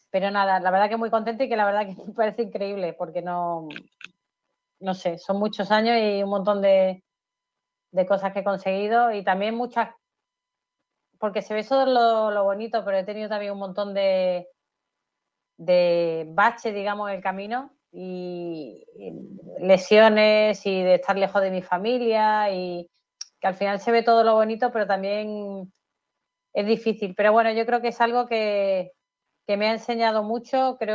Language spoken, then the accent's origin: Spanish; Málaga, Andalusia, Spain; cuando voy fuera al extranjero y digo que soy de Málaga y tal, todo el mundo, qué suerte de Málaga, qué me gusta Málaga, me encantaría vivir en Málaga.